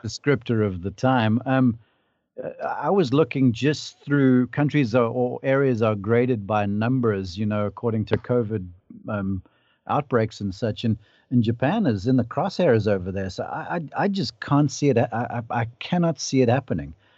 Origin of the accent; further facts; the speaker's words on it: South Africa; now in United States; I can speak to you as a South African